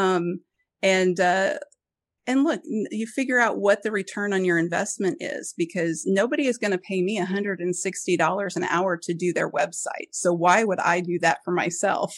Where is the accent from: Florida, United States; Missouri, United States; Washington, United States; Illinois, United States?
Missouri, United States; Springfield; where I grew up in Springfield